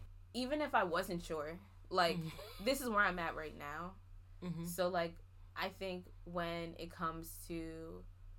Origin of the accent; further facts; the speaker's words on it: New York, United States; I'm from New York.